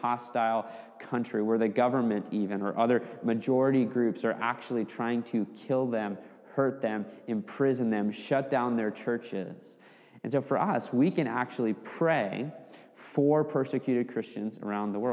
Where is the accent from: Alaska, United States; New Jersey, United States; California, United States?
Alaska, United States; Fairbanks; growing up in my hometown in Fairbanks, Alaska